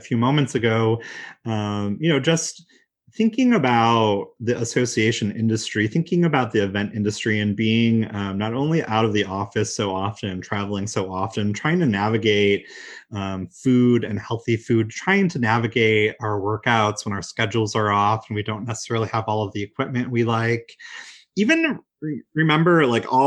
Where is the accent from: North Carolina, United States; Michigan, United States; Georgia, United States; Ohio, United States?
Michigan, United States; I'm from Michigan, so of course you can imagine there's snow and ice on the ground